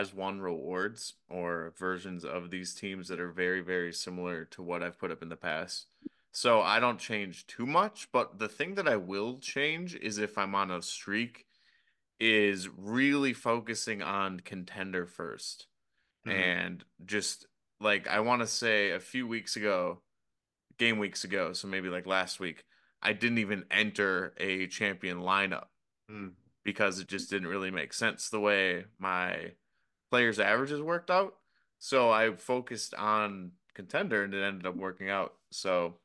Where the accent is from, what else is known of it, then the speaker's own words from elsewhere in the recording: Boston, Massachusetts, United States; we're from Boston